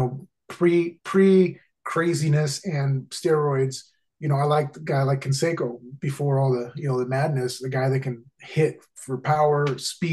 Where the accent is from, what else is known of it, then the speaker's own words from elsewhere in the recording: Orange County, California, United States; growing up in Orange County